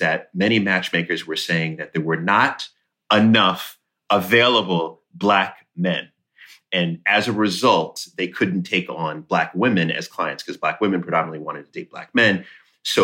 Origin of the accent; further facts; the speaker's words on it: Jamaica; I always say I'm Jamaican and I have 10 jobs.